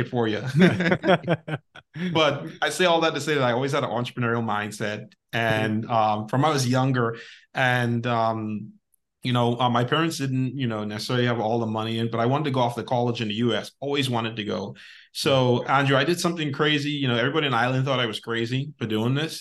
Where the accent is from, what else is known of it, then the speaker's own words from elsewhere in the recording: Bahamas; also born or lived in United States; now in Dominican Republic; I'm from the Bahamas and living in the Dominican Republic, you know, temporarily with my wife.